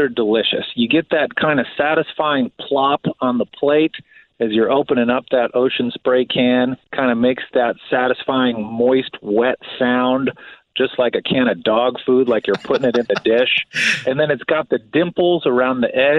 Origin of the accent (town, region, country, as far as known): outside of Chicago, the Midwest, Illinois, United States; born or raised there